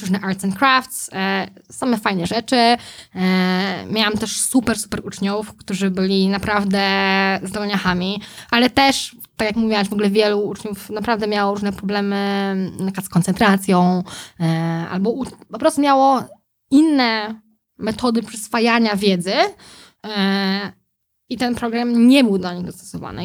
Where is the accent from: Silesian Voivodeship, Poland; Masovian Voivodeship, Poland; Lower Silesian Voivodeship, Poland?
Masovian Voivodeship, Poland; Józefów; jako dziecko mieszkałam w Józefowie pod Warszawą